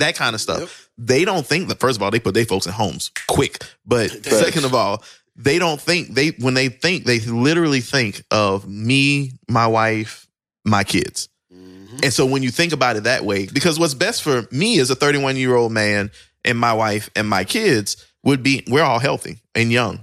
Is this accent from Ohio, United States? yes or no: no; Plaquemine, Louisiana, United States; I grew up in Plaquemine, Louisiana